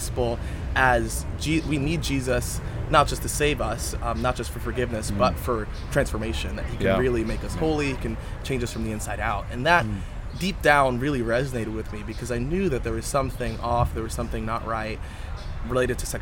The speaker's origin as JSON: {"language": "English", "region": "Maryland", "country": "United States", "tie": "born or raised there", "said": "I grew up in Maryland."}